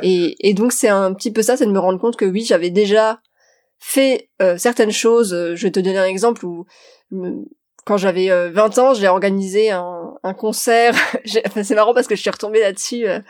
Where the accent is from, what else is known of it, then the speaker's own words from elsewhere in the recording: Metz, Grand Est, France; moved away; also born or lived in Paris; je viens de Metz. Je viens d'une famille qui est pas forcément du tout aisée